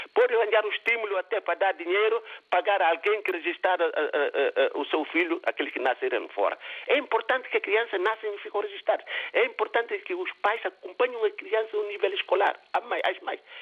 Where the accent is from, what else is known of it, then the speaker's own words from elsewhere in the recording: Guinea-Bissau; now in Portugal; tenho já duas terras né onde é que nasci e onde é que eu estou a viver tanto Guiné-Bissau e Portugal